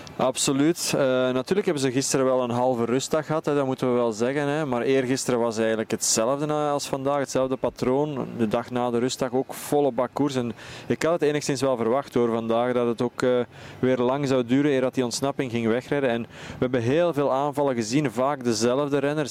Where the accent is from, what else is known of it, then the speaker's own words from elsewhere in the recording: Belgium; als Belgen